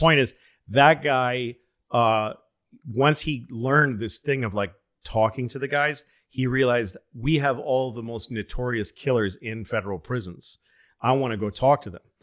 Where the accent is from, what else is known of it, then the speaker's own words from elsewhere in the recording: Boston, Massachusetts, United States; moved away; also born or lived in New York; I'm a Boston guy